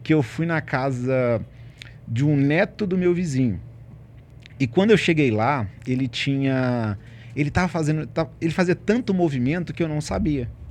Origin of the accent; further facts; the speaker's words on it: Ribeirão das Neves, Minas Gerais, Brazil; moved away as an adult; now in Belo Horizonte, Brazil; sou de Ribeirão das Neves, falo com muito orgulho, né? nasci lá, fui criado lá